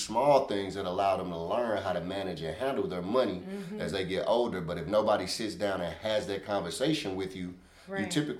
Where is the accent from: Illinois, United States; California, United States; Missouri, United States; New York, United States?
Missouri, United States; St. Louis; growing up in the inner city, I'm from Walnut Park, born and raised. I love the city.